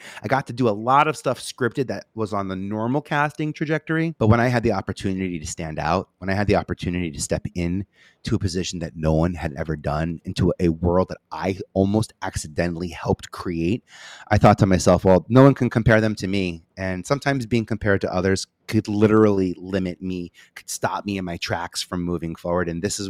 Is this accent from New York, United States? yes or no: yes; Staten Island, New York, United States; I come from Staten Island. There's a little bit of a Staten Island pride in that one.